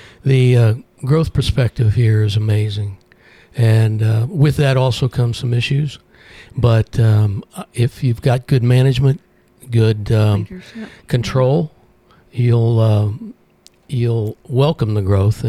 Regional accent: Illinois, United States; moved away as an adult; now in Murfreesboro, United States; leave a state that was my home state

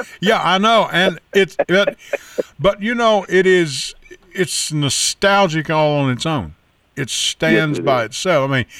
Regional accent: Manitou, Kentucky, United States; also born or lived in Luzerne, Kentucky; I was born in Luzerne, Kentucky, and I moved over to the big city of Manitou, Kentucky, in Hopkins County, where I was raised.

